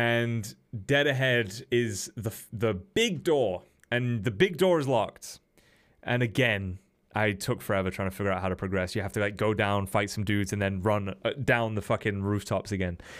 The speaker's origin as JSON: {"language": "English", "region": "England", "country": "United Kingdom", "said": "I'm English"}